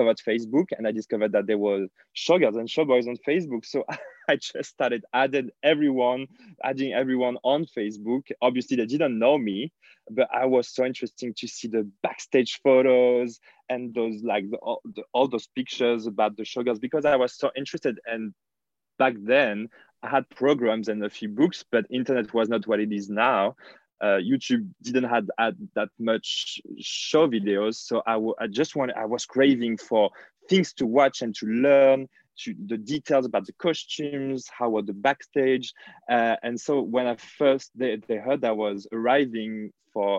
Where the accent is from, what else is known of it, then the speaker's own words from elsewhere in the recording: near Lyon, Auvergne-Rhône-Alpes, France; moved away; I'm from in between the center and the south of France. The biggest city near my hometown is called Lyon.